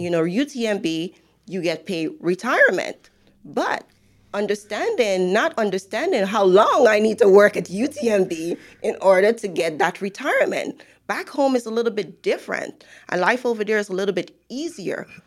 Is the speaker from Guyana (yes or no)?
yes; Guyana; moved away as an adult; now in United States; I am from Guyana.